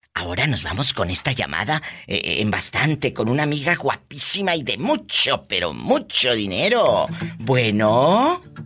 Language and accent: Spanish; Matamoros, Tamaulipas, Mexico; yo soy de Matamoros, Tamaulipas, es mi tierra natal